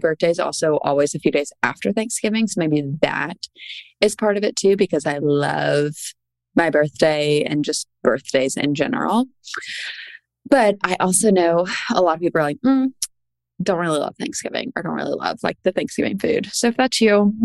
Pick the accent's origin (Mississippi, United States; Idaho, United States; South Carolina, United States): South Carolina, United States; Charleston; I'm from Charleston